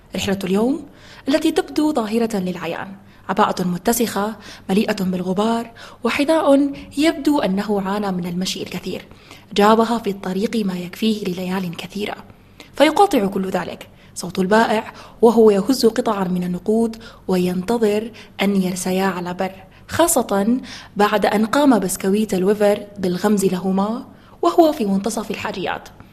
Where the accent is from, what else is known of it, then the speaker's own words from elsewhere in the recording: Khartoum, Sudan; انا من الخرطوم